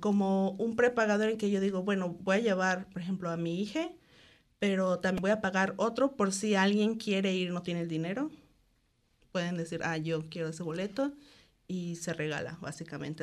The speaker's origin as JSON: {"language": "Spanish", "town": "Cancún", "region": "Quintana Roo", "country": "Mexico", "also_born_or_lived": "Guadalajara, Mexico", "moved": "as an adult", "lives_now": "New Zealand", "said": "soy de Cancún, aunque estudié en Guadalajara y viví ahí por cuatro años"}